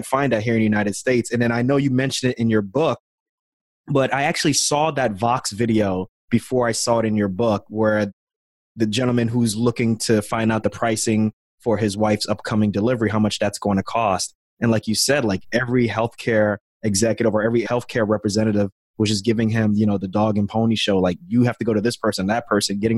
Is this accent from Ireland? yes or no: no; Ghana; moved away; my home country in Ghana